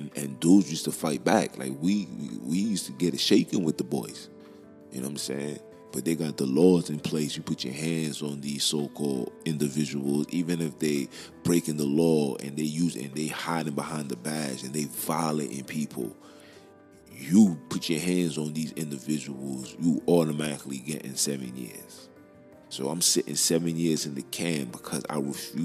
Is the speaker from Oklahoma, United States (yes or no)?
no; New York, United States; I'm from Brooklyn